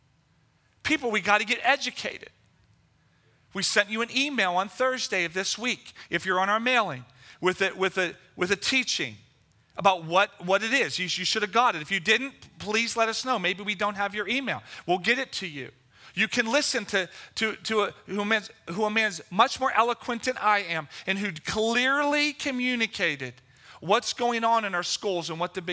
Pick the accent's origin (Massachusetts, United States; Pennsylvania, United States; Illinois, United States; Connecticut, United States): Pennsylvania, United States; Level Green; also born or lived in Lower Hill District, Pittsburgh; I grew up in Level Green. In Penn Trafford High School at that time